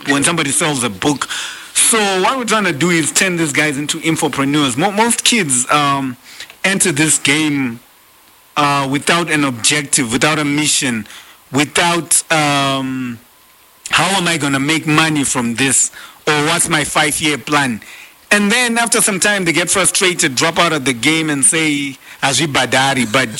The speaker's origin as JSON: {"language": "English", "region": "Bulawayo", "country": "Zimbabwe", "also_born_or_lived": "Korea", "said": "I'm really from Blawayo, Sky's City."}